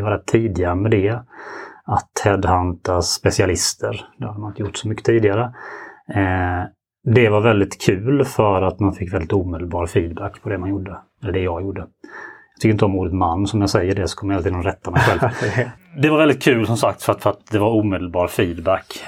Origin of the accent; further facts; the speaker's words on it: Ljungby, Kronoberg County, Sweden; accent: Småland; moved away as an adult; now in Gothenburg, Sweden; Södra Småland, Ljungby närmare bestämt, där jag är född och uppvuxen